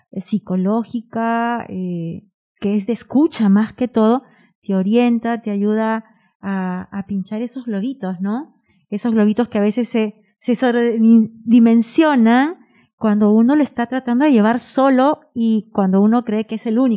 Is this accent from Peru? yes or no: yes; Peru; moved away; soy peruana